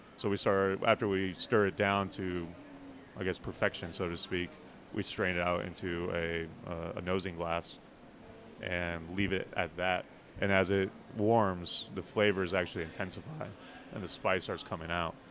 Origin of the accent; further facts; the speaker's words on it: northern Indiana, United States; moved away; I grew up in North Indiana, and uh, I didn't drink up in North Indiana, but it was cold as hell